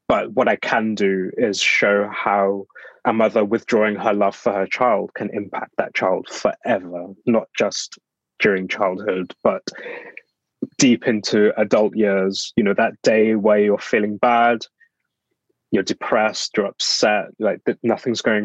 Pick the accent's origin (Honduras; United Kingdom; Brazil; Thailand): United Kingdom; Black Country, West Midlands; now in London, United Kingdom; I'm from the Black Country, which is an area in the West Midlands